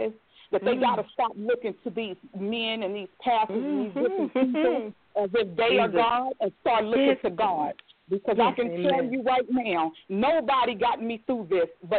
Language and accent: English; Beckley, West Virginia, United States; moved away; my hometown, Beckley, West Virginia